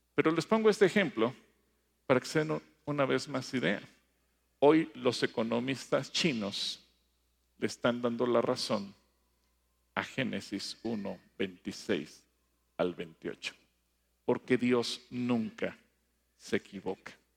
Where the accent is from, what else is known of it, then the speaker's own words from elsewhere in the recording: Mexico; las raíces en México era, éramos un pueblo politeísta